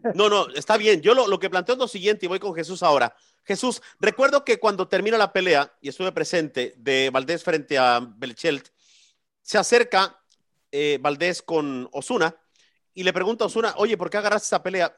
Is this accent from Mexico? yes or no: yes; Mexico; yo soy más mexicano que el pinche Chile